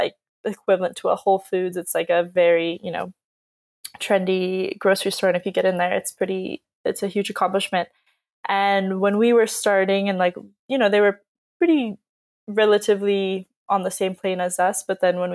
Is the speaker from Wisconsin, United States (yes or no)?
no; Southern California, United States; growing up in Southern California